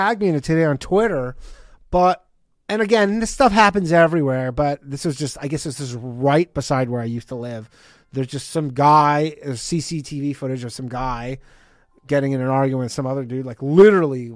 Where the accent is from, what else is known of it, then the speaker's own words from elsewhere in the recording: Canada; now in New York, United States; I'm from Canada, so I got a real ear for that Canadian sound